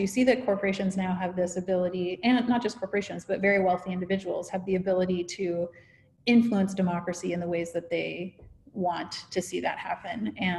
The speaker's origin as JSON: {"language": "English", "country": "Canada", "tie": "born there", "said": "I'm actually Canadian by birth, but I've lived around the world."}